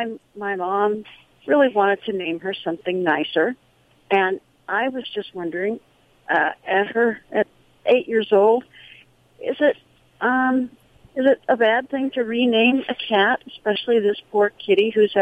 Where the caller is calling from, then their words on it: San Luis Obispo, California, United States; I'm calling from San Luis Obispo, California.